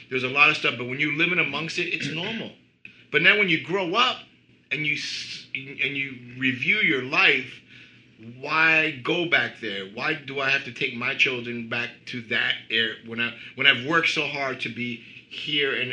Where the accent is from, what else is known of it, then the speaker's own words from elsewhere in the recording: Cuba; also born or lived in Queens, New York / New Jersey; now in United States; we grew up especially I came from Cuba, you know, and I grew up in, in bad neighborhoods, struggling.